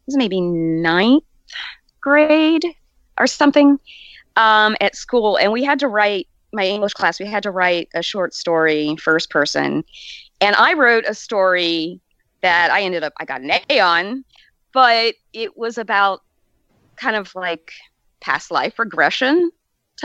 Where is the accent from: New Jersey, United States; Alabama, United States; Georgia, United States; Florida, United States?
Alabama, United States; Southern; also born or lived in Southern California; I was born in Southern California, and then we moved to Southern Alabama, and so you're talking the Bible Belt